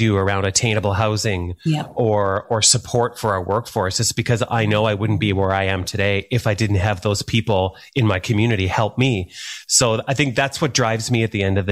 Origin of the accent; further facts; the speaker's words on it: Thunder Bay, Ontario, Canada; moved away; also born or lived in Calgary; When I was very young, I grew up in Thunder Bay, Northwestern Ontario